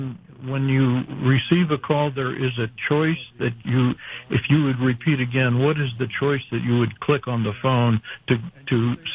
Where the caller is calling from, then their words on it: Farrington Village, North Carolina, United States; From Farrington Village, North Carolina.